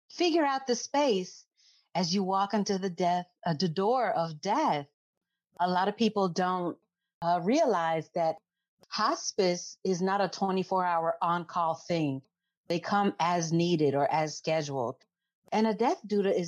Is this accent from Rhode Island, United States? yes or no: no; Chicago, Illinois, United States; now in Lexington, United States; I'm originally from Chicago. I'm a first generation American.